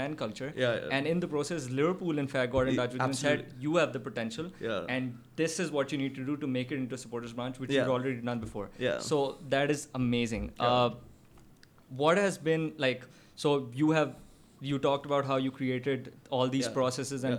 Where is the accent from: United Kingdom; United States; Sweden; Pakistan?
Pakistan; as a Pakistani